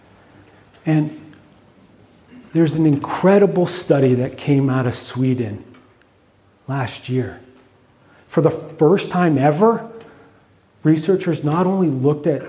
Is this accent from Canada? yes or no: yes; Canada; by being Canadian